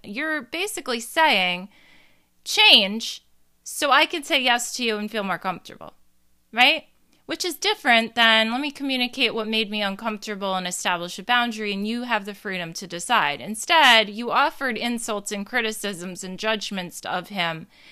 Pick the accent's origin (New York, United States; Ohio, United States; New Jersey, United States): New Jersey, United States; I'm from Jersey